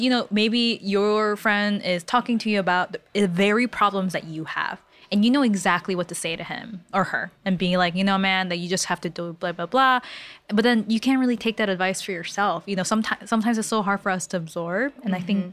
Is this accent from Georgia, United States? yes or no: no; California, United States; I'm from California